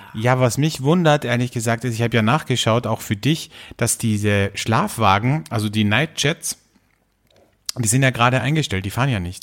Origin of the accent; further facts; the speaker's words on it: Austria; bei uns in Österreich